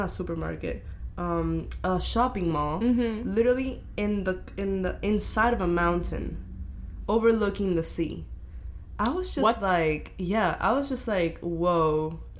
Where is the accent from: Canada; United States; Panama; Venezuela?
Venezuela; moved away; I come from Venezuela